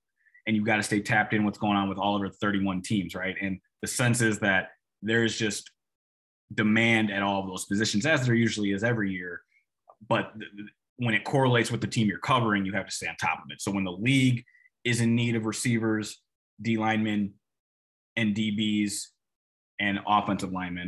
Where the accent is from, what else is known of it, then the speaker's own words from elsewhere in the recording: Minnesota, United States; I'm from Minnesota, right?